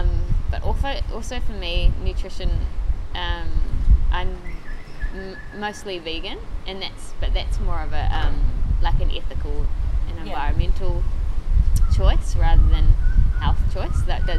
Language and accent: English; New Zealand; Oh, yeah, I'm from New Zealand, yes. I've been told, actually, when I talk to people from home, that I sound Australian.